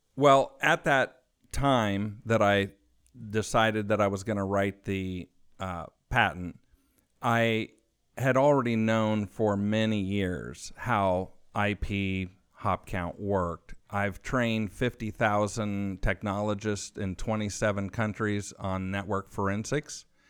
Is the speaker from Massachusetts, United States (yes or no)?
no; California, United States; moved away as an adult; now in Austin, United States; my home state of California, where my family has been since the mid eighteen hundreds, just south of Monterey, on the Monterey coast